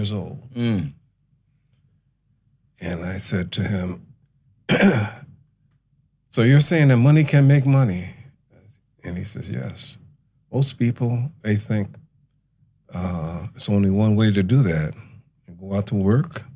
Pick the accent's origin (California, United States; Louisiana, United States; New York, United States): New York, United States; Buffalo; Born and raised in Buffalo, New York.